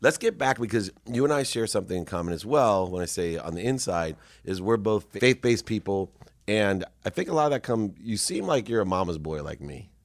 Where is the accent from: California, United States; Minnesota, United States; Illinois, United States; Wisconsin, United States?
California, United States; San Diego; also born or lived in Akron, Ohio; growing up in San Diego